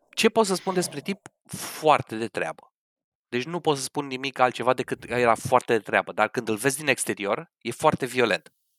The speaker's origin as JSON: {"language": "Romanian", "country": "Romania", "moved": "yes", "said": "noi, ca români"}